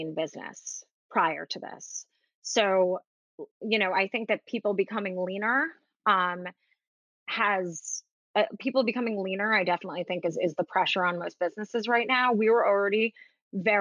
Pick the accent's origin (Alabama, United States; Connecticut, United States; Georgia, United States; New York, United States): New York, United States; New York City; I grew up in Manhattan and I live in Manhattan